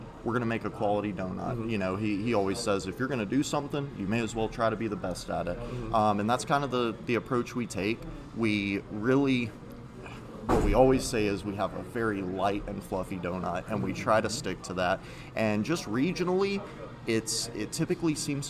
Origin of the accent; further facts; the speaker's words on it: Texas, United States; moved away as an adult; now in Canton, Ohio, United States; my dad, he owned two different donut shops in Texas growing up.